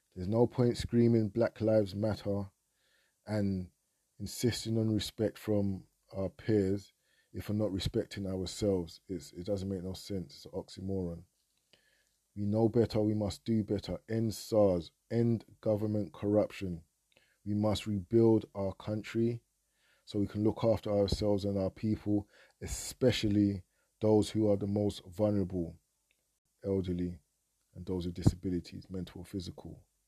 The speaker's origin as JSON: {"language": "English", "country": "United Kingdom", "tie": "born or raised there", "said": "being a Nigerian of the diaspora, born in Britain, I'm a Nigerian first and foremost"}